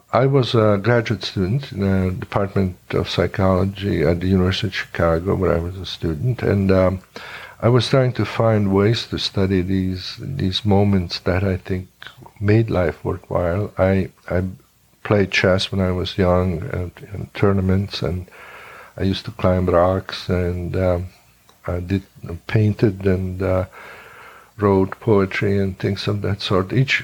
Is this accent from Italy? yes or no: yes; Italy; born there; also born or lived in Hungary; I was born actually in Italy, but we kept going back quite often to Hungary.